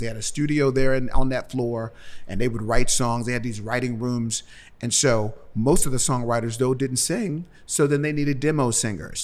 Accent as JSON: {"language": "English", "town": "Cincinnati", "region": "Ohio", "country": "United States", "moved": "as an adult", "lives_now": "Nashville, United States", "said": "I'm from Cincinnati"}